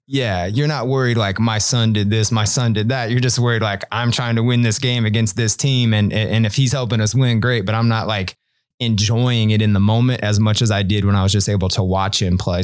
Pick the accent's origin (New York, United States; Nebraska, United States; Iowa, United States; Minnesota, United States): Nebraska, United States; Omaha; I'm, you know, pretty much a lifelong Omaha resident. Most of my childhood, um, I lived on about fiftieth and Center